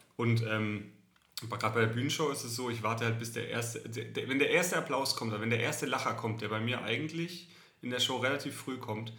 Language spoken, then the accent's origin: German; Southern Germany, Germany; accent: süddeutsche Melodie (southern German), often taken for Swabian but not quite; meine Melodie, meine süddeutsche Melodie, die ist einfach nicht wegzukriegen